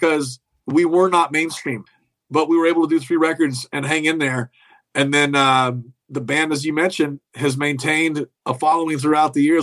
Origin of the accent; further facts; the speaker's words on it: Kansas, United States; moved away; also born or lived in Nashville / Los Angeles; even though I'm from Kansas, I was living in Nashville when this all went down.